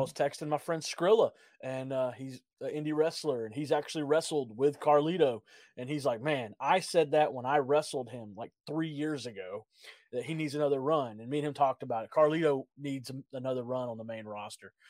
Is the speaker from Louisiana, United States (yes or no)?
no; Georgia, United States; I grew up in Georgia